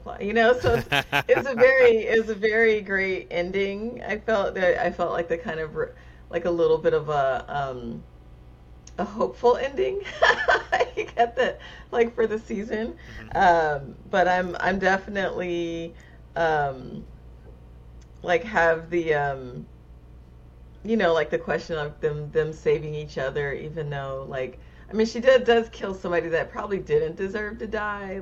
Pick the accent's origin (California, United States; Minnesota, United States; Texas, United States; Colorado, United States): California, United States; I'm speaking as a Californian